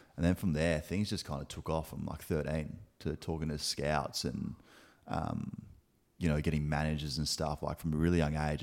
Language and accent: English; Adelaide, South Australia, Australia; moved away as an adult; also born or lived in Gold Coast / Melbourne; born and raised in Adelaide, uh, in Teachery Gully